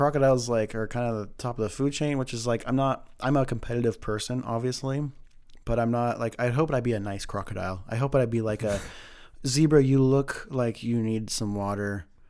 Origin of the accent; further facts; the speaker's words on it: California, United States; now in Idaho, United States; I'm a cliche Idaho, and I come from California. But we moved up like in 95 or something like that.